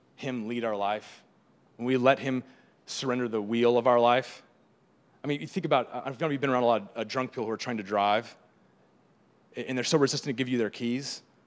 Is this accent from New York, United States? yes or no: no; San Diego, California, United States; I grew up in San Diego where there's, uh, lots of tide pools